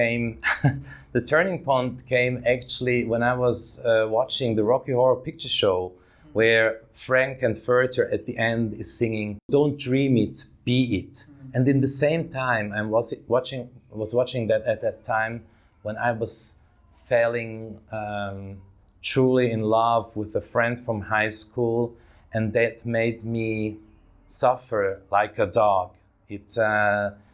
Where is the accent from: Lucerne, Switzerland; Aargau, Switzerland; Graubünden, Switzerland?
Graubünden, Switzerland; Davos; I grew up in Switzerland, in that little Swiss town of Davos in the mountains.